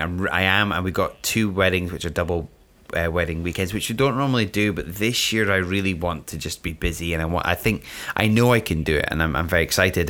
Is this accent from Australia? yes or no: no; Scotland, United Kingdom; I'm from Scotland.